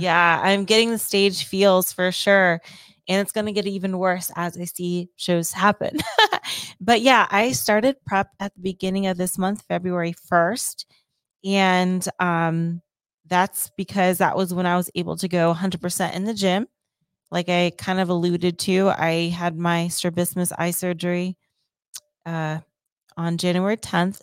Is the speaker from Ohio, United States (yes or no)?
yes; Ohio, United States; moved away; my home state of Ohio